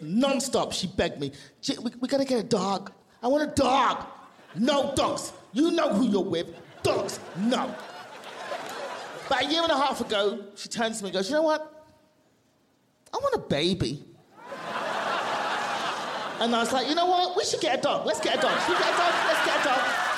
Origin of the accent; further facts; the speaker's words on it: London, United Kingdom; also born or lived in Nigeria (family); now in Los Angeles, United States; I'm from London